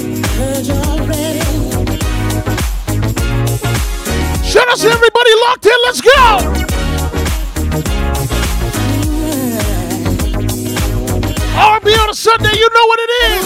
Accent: Montreal, Quebec, Canada; I'm from Montreal. We speak French here

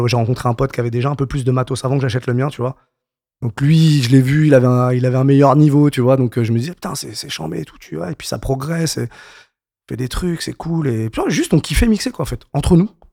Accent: Paris suburbs, Île-de-France, France; j'ai grandi en banlieue parisienne, donc, euh, dans le soixante-dix-sept

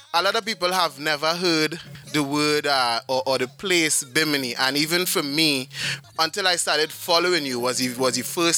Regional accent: Trinidad & Tobago; I grew up in Trinidad

